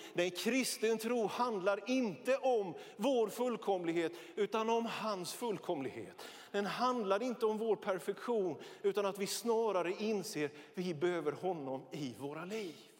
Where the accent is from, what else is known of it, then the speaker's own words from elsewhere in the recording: Björkeby, Jönköping County, Sweden; now in Västerås, Sweden; Ja, jag är smålänning. Ja, jag är född i den lilla, men enligt oss själva mycket betydelsefulla metropolen Björkeby mellan Vetlanda och Nässjö